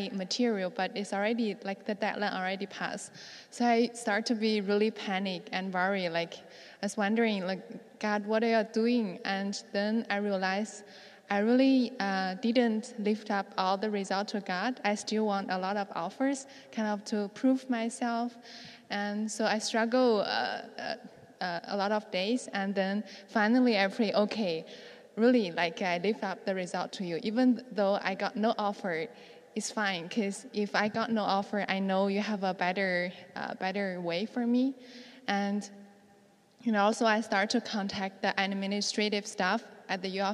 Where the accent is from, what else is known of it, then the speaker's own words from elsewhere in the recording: China; also born or lived in New York; now in Toronto, Canada; I can go back to home because I haven't been back to China for 3 or 4 years.